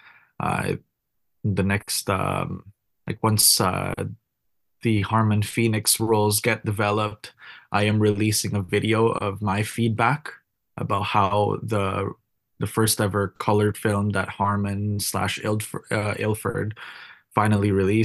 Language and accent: English; Philippines; now in Vancouver, Canada; my home country